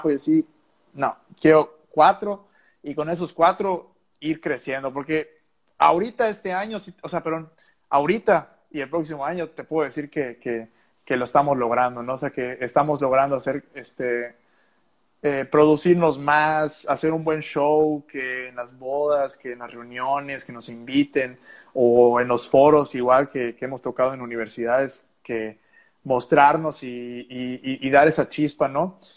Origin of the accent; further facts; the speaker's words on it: Yucatán, Mexico; pues yo como yucateco admiro muchísimo a, tanta gente este